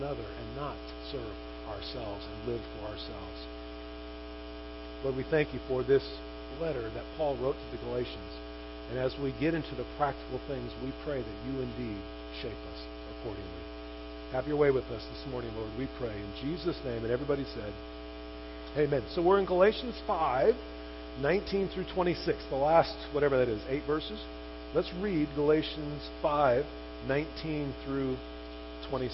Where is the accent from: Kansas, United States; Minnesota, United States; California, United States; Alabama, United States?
California, United States; Chino; I grew up in Chino